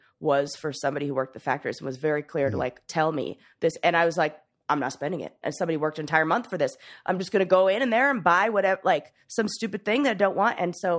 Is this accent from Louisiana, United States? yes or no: no; Los Angeles, California, United States; I grew up in LA in Hollywood